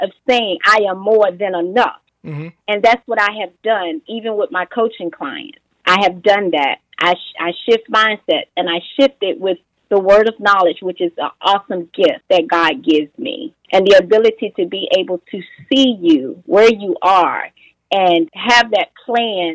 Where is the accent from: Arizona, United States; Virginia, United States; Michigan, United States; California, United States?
Virginia, United States; Portsmouth; my upbringing in, let's see, Portsmouth, Virginia, that's my hometown